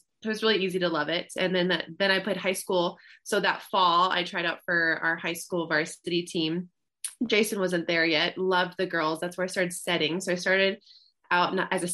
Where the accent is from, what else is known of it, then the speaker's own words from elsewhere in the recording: Colorado, United States; moved away as an adult; also born or lived in Tennessee; I'm from Colorado